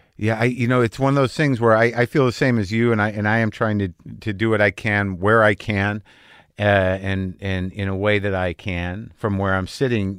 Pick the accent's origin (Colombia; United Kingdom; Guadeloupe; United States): United States; New Mexico; moved away; also born or lived in Boston area; growing up in New Mexico